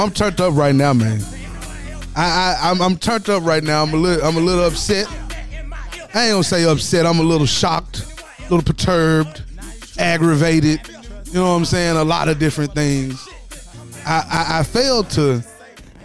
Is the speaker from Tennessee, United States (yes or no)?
yes; Tennessee, United States; I'm from Tennessee